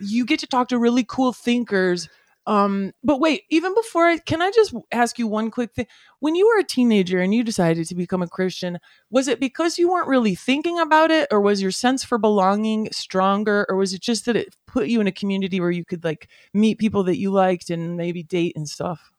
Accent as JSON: {"language": "English", "country": "United States", "tie": "born or raised there", "said": "as white guys growing up in America"}